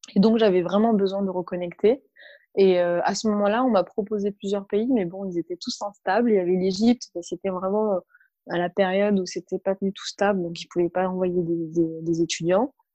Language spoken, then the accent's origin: French; Niort, Nouvelle-Aquitaine, France; French is a second language; moved away as an adult; also born or lived in Palestinian refugee camp / Paris / Montpellier; j'ai grandi en ZEP et, en ZUP. Donc, euh, donc alors à Niort, c'est, voilà, ça reste une petite ville